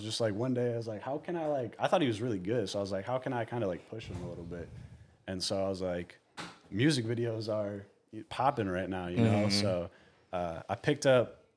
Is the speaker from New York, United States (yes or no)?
no; South Lyon, Michigan, United States; also born or lived in Detroit, Michigan; I'm from Michigan. I grew up in a small town.